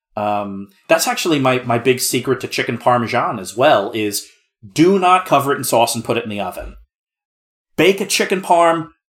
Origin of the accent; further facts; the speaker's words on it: New Jersey, United States; I'm from New Jersey